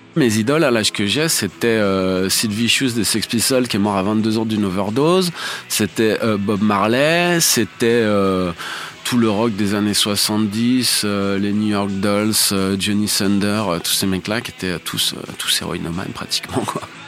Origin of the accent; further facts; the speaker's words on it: Paris, Île-de-France, France; je suis né à Paris en 1969